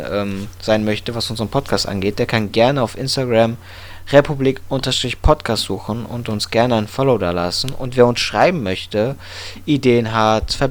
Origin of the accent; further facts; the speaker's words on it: Wiesbaden, Hesse, Germany; Ansonsten sehe ich hier noch in der Liste …, ein Newcomer aus meiner Heimatstadt Wiesbaden.